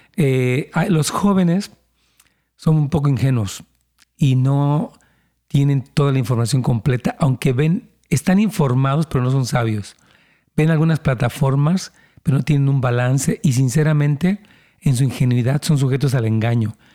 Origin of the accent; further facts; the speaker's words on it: Mexico; now in United States; yo vengo de México